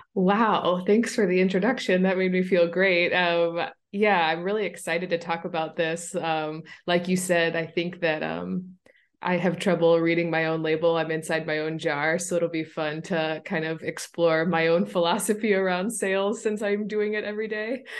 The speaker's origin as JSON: {"language": "English", "town": "St. Louis", "region": "Missouri", "country": "United States", "tie": "born or raised there", "said": "my hometown of Saint Louis, Missouri"}